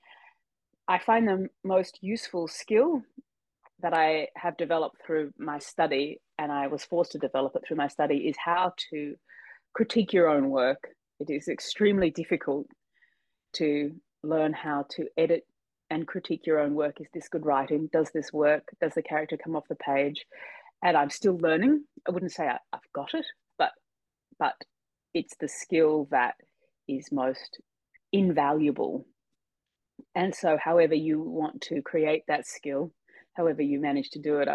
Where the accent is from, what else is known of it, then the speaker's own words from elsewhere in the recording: Australia; I'm Australian